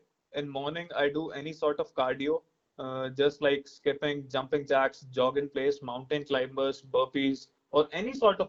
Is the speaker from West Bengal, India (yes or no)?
no; Jaipur, Rajasthan, India; I'm from Jaipur, Rajasthan.